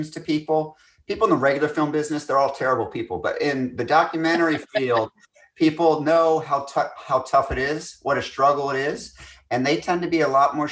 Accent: Scotland, United Kingdom; I'm Scottish

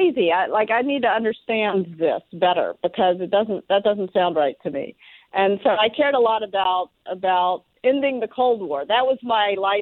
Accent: Memphis, Tennessee, United States; moved away as an adult; also born or lived in Northeast US / Moscow; now in San Francisco, United States; I grew up in Memphis, Tennessee

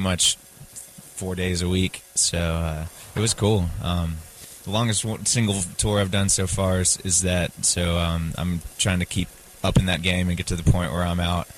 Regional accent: Columbia, South Carolina, United States; I'm from Columbia, South Carolina

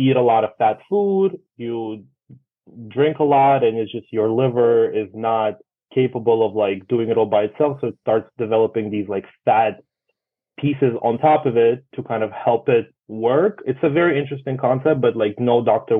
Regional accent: Russia; now in New York, United States; I come from Russia

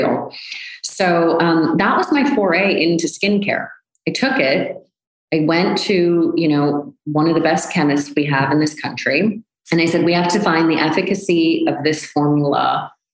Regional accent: United States; I'm American.

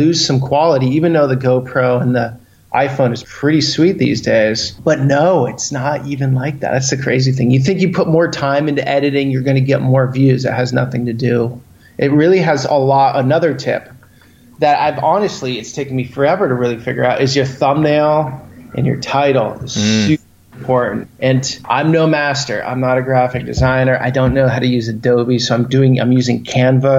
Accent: United States; I'm American, but I have an Italian passport through my father. So I never lived in Italy

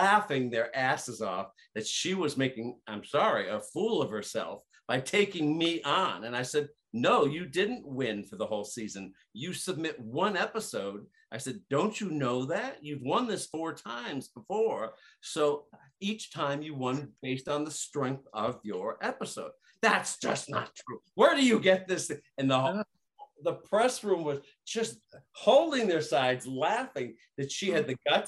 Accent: Ohio, United States; I was born and raised in Ohio

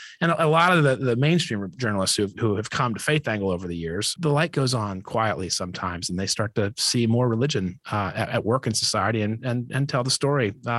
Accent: New Orleans, Louisiana, United States; because I'm religious, because I'm Catholic. I'm from New Orleans.

